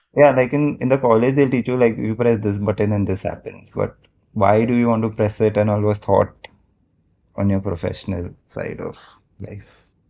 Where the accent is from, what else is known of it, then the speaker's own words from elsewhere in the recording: Mumbai, Maharashtra, India; I've born and brought up in Mumbai only, like a proper Bombay boy.